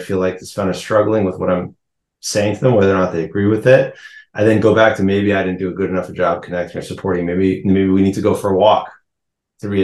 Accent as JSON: {"language": "English", "town": "Cambridge", "region": "Massachusetts", "country": "United States", "tie": "born or raised there", "also_born_or_lived": "Maine / Israel", "moved": "as an adult", "lives_now": "New York City, United States", "said": "I grew up in Cambridge, Mass."}